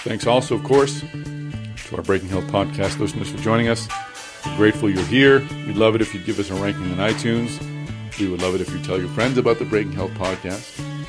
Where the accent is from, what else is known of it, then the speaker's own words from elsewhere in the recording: Boston, Massachusetts, United States; Boston, my hometown.